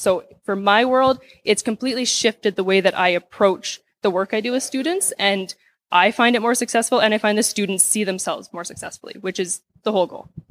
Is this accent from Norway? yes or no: no; Saskatoon, Saskatchewan, Canada; I'm from Saskatoon, Saskatchewan